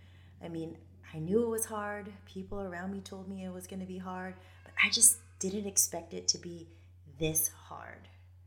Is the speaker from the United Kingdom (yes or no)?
no; Japan; moved away; in Japan for a majority of my childhood, which is about 13 years, because my dad was in the Navy. Growing up in Japan in the 90s was special and shaped my outlook on life and values.